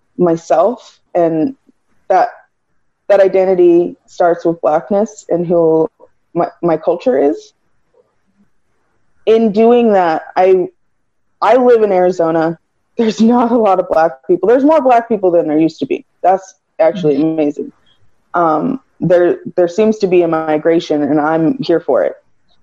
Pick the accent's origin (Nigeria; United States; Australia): Nigeria; also born or lived in Cameroon; I'm Nigerian and Cameroonian.